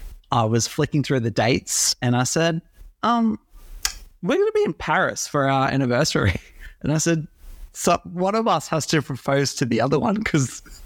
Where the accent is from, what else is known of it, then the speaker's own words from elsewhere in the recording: Brisbane, Queensland, Australia; Yeah, so I am originally from Brisbane, always been here, besides living down south.